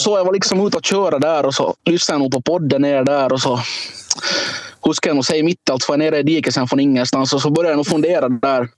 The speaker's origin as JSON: {"language": "Swedish", "country": "Finland", "said": "vi är från Finland"}